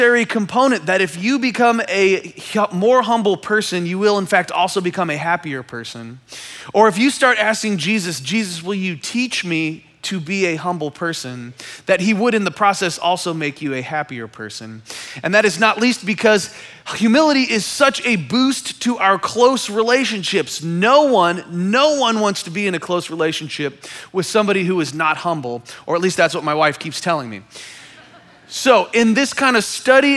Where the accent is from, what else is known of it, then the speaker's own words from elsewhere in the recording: Kansas City, Missouri, United States; I am from Kansas City